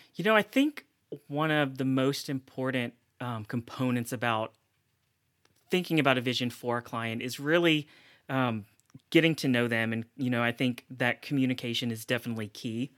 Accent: Middle Tennessee and Mississippi, the South, United States; also born or lived in South Korea; I grew up primarily between, uh, Middle Tennessee and Mississippi

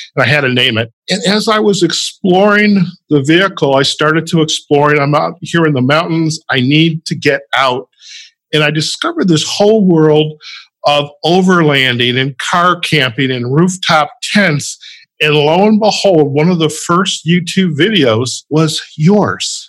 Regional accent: Detroit, Michigan, United States; also born or lived in Chicago; now in Las Vegas, United States; I grew up in the Midwest, in the Detroit suburbs

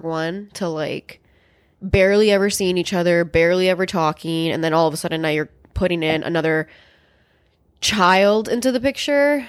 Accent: Chicago, Illinois, United States; also born or lived in El Paso, Texas; here when I was, like, maybe four, four years old, something like that, and I've been in Chicago since then

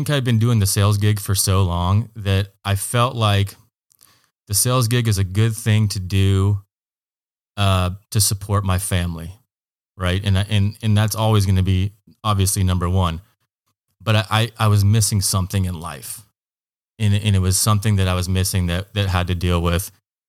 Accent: Hood River, Oregon, United States; also born or lived in Eugene, Oregon; I grew up in Hood River, Oregon. Went to high school there. Graduated in 2000 and took off to Eugene, Oregon. Spent a couple of years at Lane Community College

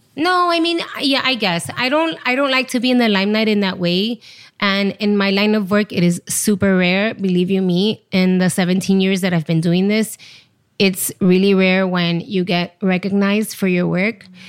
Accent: Miami, Florida, United States; moved away as an adult; also born or lived in Chile / Los Angeles; now in New York, United States; I'm from Chile. I was there till I was four, and then we moved to Miami, to the States

